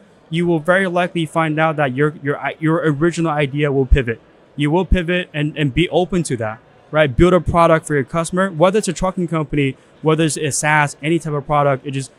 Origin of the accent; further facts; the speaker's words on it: China; moved away; I was born in China.